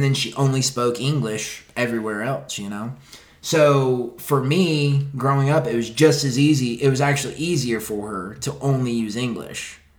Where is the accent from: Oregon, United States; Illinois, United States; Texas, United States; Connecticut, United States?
Texas, United States; oh, you're from California? No, I'm from Texas.